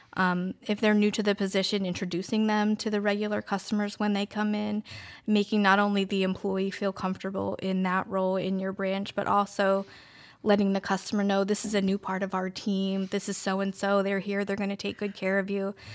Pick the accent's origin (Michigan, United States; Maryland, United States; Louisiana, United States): Maryland, United States; Queen Anne's County; moved away as an adult; now in Denton, United States; I grew up in Queen Anne's County, and I moved to Denton a little over five years ago